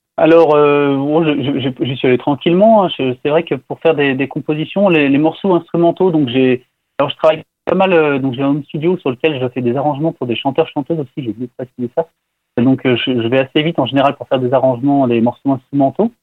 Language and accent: French; France; je suis français